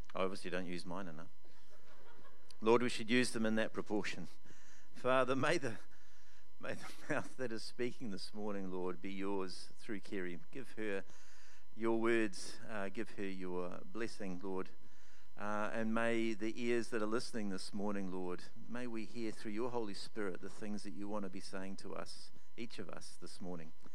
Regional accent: Upper Hutt, Wellington, New Zealand; I'm from Upper Hutt

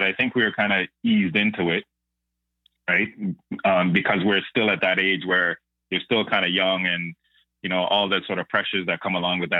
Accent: Toronto, Ontario, Canada; also born or lived in Brantford, Ontario; the bulk of my years were in Malvern. So we grew up in Scarborough.

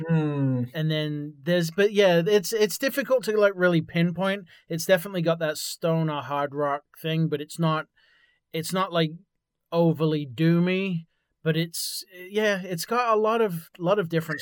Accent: England, United Kingdom; moved away; I'm actually from England originally

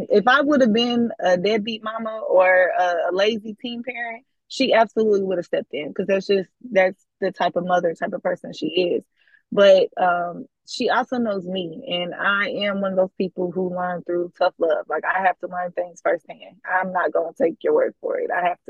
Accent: California, United States; moved away; Like I said, I'm not from here. I'm from California. We moved here.

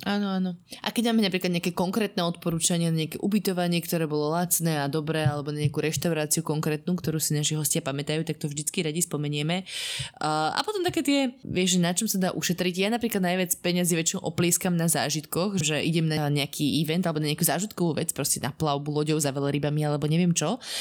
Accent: Slovakia; now in Dubai, United Arab Emirates; nie som až tak často teda doma na Slovensku

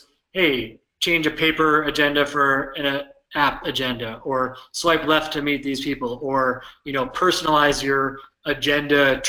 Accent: United States; accent: drawly American; now in Minneapolis, United States; my drawly American accent.

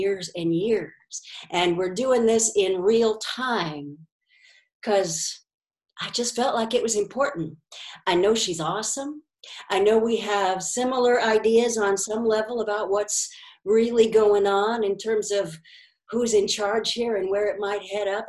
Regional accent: Washington, United States; also born or lived in Seattle; now in Sarasota, United States; we're both from Washington originally

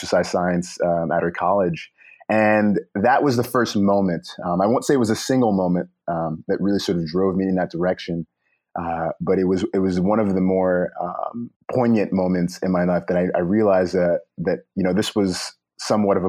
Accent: New York City, New York, United States; also born or lived in Long Island; I spent much of my formative years in the Brooklyn and Long Island area.

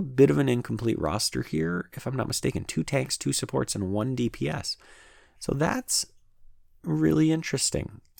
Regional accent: Canada; As a Canadian

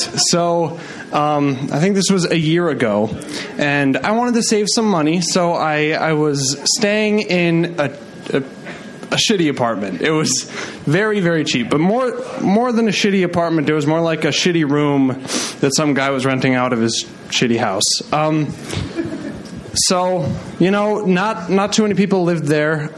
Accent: Midwest, United States; I was raised in the Midwest

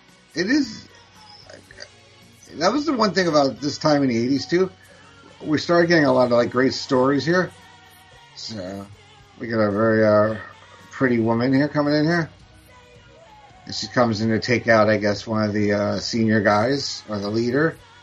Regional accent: New York, United States; my hometown Knicks.

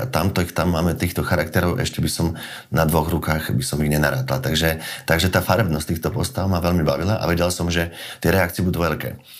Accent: Slovakia; sme Slováci

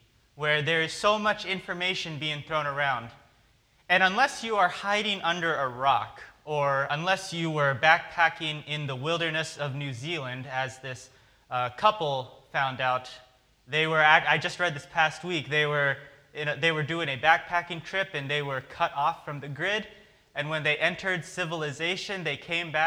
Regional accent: Oregon, United States; growing up on the West Coast, growing up in Oregon

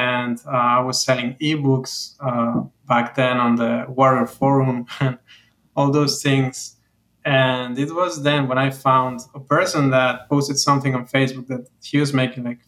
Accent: Mexico; moved away as an adult; also born or lived in Veracruz, Mexico / Mexico City, Mexico; now in Miami, United States; I've been living here for the last 5 years, but I'm originally from Mexico.

